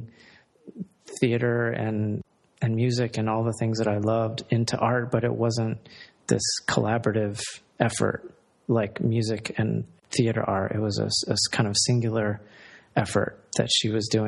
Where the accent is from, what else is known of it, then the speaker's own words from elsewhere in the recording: Columbia, Maryland, United States; I'm from Columbia, Maryland, and that is considered a suburb of both Baltimore and Washington